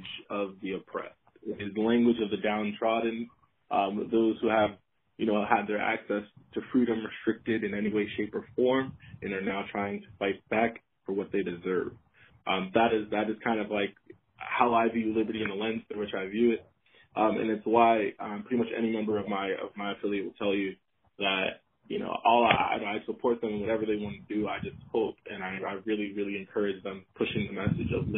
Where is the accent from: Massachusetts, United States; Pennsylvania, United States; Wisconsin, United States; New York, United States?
Massachusetts, United States; Boston; born and raised in Boston